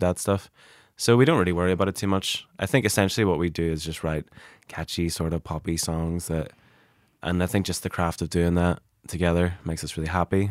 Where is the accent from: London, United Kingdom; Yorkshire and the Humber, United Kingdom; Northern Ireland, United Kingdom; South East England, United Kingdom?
Northern Ireland, United Kingdom; Derry; I'm from Derry